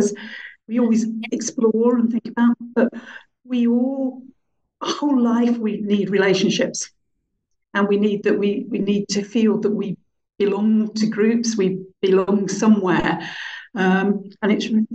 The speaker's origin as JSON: {"language": "English", "town": "Birmingham", "region": "West Midlands", "country": "United Kingdom", "tie": "born or raised there", "said": "I grew up in Birmingham at a time where I didn't belong, didn't fit in."}